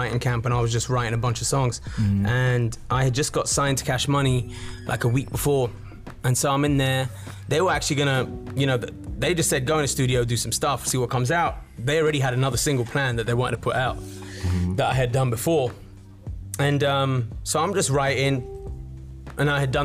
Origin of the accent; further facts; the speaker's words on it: United Kingdom; I'm actually a British-born Indian. So my parents are from India